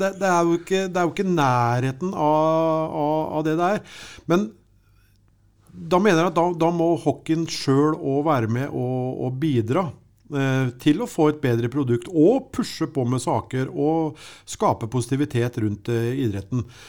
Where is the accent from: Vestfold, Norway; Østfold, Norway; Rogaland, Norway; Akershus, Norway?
Østfold, Norway; Sarpsborg; vi kommer fra Sarpsborg